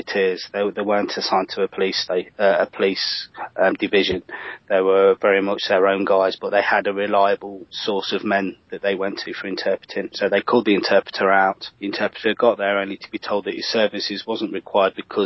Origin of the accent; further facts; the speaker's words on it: Leicester, East Midlands, United Kingdom; I come from Leicester